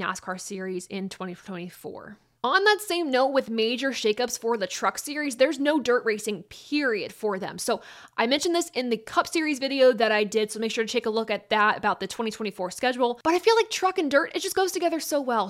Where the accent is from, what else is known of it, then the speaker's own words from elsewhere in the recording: Ohio, United States; my home state is Ohio